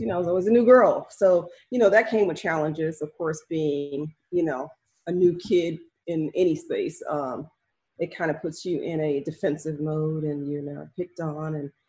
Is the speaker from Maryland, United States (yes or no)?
yes; Maryland, United States; I moved around a lot, but I grew up mostly, I want to say Maryland is the home base. That's where my family's from.